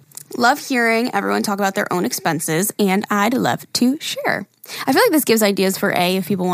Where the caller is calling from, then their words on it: Ontario, Canada; I'm here from Ontario, Canada, and ooh. I live in a 2-bedroom apartment with my husband and my son.